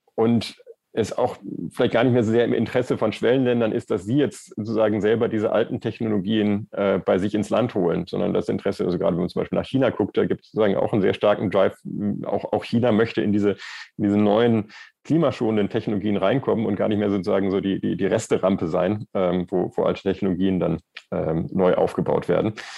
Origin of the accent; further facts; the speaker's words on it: Erftstadt, North Rhine-Westphalia, Germany; Ich bin selber in, in Erftstadt aufgewachsen und mein Elternhaus steht